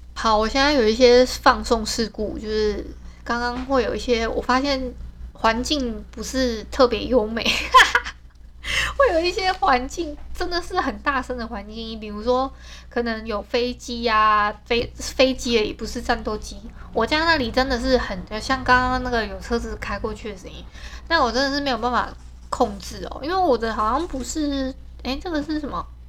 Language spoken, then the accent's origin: Chinese; Hualien, Hualien County, Taiwan; 像我是本来就是 外地人嘛，因为我是花莲人